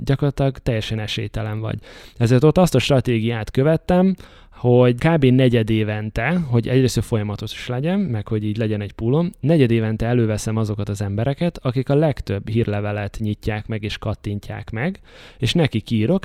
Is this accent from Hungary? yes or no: yes; Debrecen, Hajdú-Bihar, Hungary; moved away as an adult; Debrecenben nagyon sokat hívnak vissza, ahol születtem meg, iskolába jártam, gimnázium végéig.